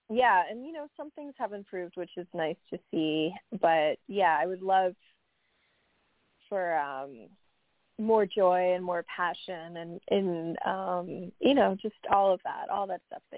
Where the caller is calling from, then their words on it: New York, United States; Hi, Happy New Year. … from New York.